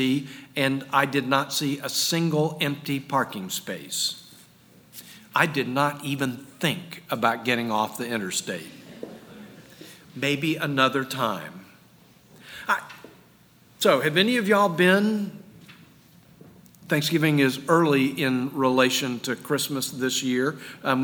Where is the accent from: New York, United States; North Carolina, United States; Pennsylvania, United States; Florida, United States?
Florida, United States; Jacksonville; moved away; still living in the house I grew up in Jacksonville